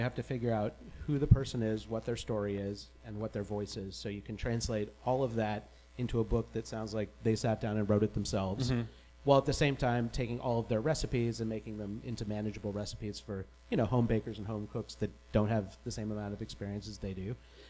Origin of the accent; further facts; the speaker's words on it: New York City, New York, United States; New York City.